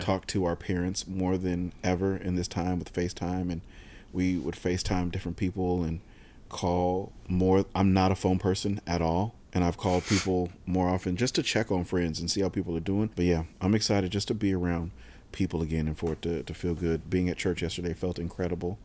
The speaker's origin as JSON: {"language": "English", "town": "San Diego", "region": "California", "country": "United States", "tie": "born or raised there", "said": "I grew up in San Diego"}